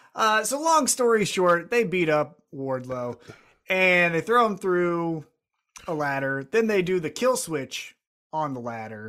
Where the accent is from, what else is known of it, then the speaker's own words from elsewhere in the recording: Independence, United States; I'm from Independence